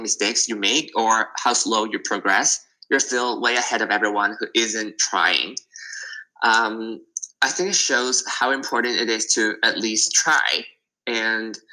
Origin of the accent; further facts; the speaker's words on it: Hong Kong; I'm from Hong Kong and it's like always very, very busy.